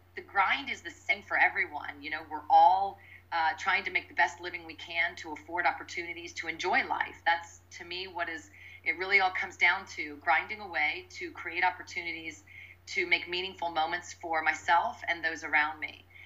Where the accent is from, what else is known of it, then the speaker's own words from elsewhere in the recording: Midwest, United States; growing up in the Midwest, the middle of the country